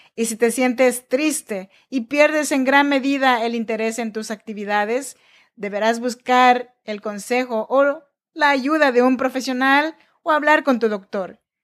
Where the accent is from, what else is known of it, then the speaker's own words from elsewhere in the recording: Chinantla region, Oaxaca, Mexico; now in Sacramento, United States; Yo nací en Oaxaca, México, en la región chinanteca, pero yo vivo y grabo este podcast desde Sacramento, California.